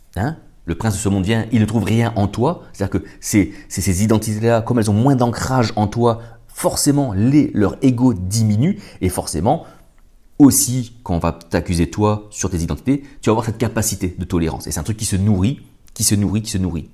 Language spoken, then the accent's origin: French; France; chez nous en France